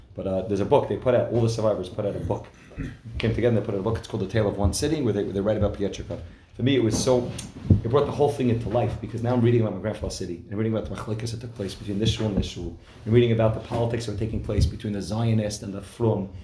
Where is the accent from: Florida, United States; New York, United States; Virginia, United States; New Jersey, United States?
New Jersey, United States; I'm from New Jersey